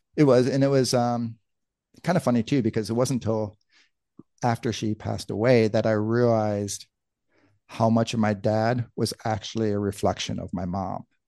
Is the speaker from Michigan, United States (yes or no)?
yes; Michigan, United States; moved away as an adult; also born or lived in Tucson, Arizona; we grew up in Michigan